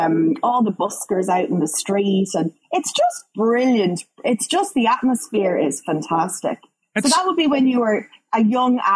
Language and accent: English; Dublin, Leinster, Ireland; born or raised there; also born or lived in Galway, Ireland; now in Canada